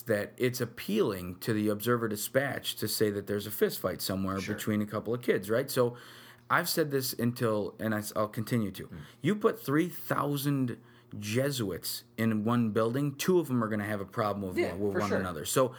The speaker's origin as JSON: {"language": "English", "town": "Utica", "region": "New York", "country": "United States", "tie": "born or raised there", "said": "Born and raised in Utica, New York."}